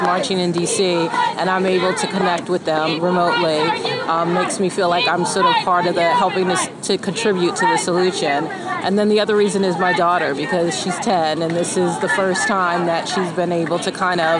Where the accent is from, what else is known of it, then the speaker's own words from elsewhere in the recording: United States; moved away; And I think being an American expat, sometimes you feel a bit disconnected.